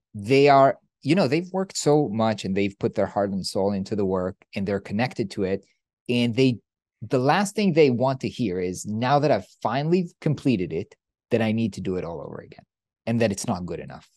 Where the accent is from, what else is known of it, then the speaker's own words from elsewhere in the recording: Israel; I come from Israel